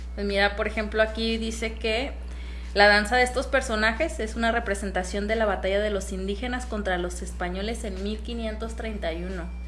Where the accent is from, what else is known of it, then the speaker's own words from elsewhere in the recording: Jalisco, Mexico; soy de aquí, de Jalisco, muy cerquita también